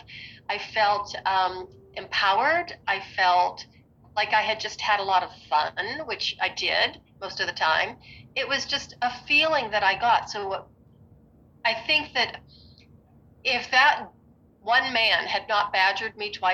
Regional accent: Western Pennsylvania, United States; moved away; I'm originally from Pennsylvania, Western Pennsylvania, and I learned how to ski when I was 9 years old.

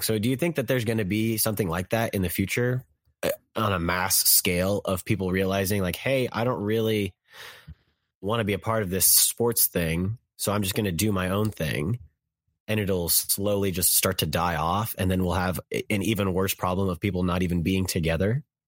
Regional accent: Kansas City, United States; I'm from Kansas City

